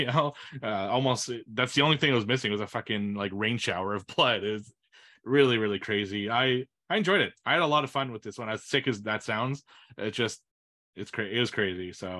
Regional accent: Canada; I'm not French from France.

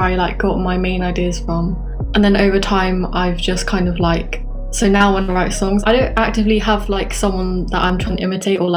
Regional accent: England, United Kingdom; I am from England, as you can tell from my accent

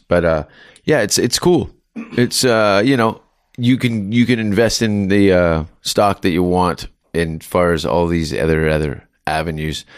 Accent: Canada; as a Canadian

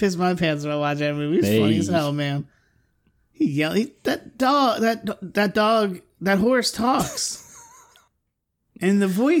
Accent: Philadelphia, Pennsylvania, United States; I do. I'm from Philly.

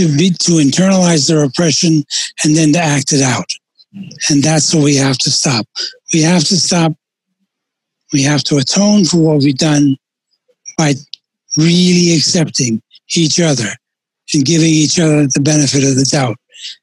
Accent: Puerto Rico; also born or lived in United States; I grew up in both in the United States and in Puerto Rico, and there are two different cultures and two different ways of viewing race relations.

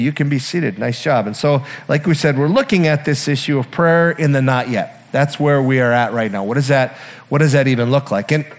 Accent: Iron Range, Minnesota, United States; I'm from the Iron Range

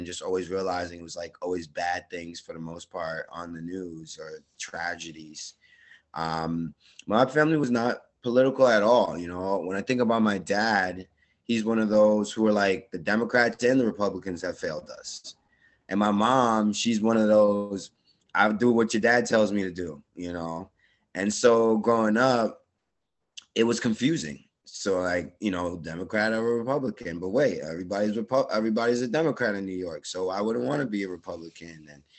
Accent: Jamaica; I also wanted to be a track and field athlete and go to the Olympics, you know, as a Jamaican.

